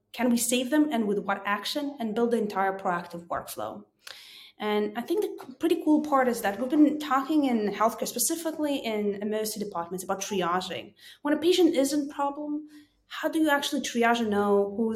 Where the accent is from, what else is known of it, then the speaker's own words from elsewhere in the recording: Israel; also born or lived in Kyiv, Ukraine; I was born in Kiev, Ukraine, immigrated to Israel when I was about four